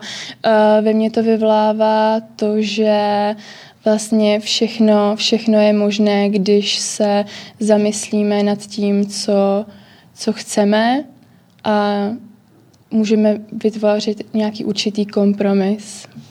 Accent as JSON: {"language": "Czech", "region": "Prague", "country": "Czechia", "said": "já jsem z Prahy"}